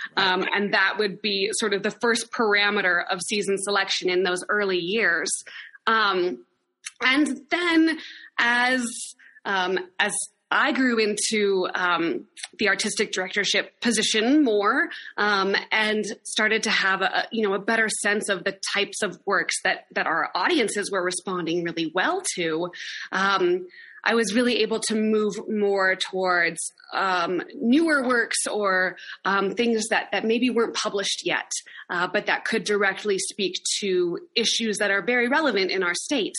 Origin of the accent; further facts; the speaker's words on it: Laramie, Wyoming, United States; also born or lived in Sacramento, California; my hometown, and I wanted to move home anyway. So I returned to Laramie after two years away and started the company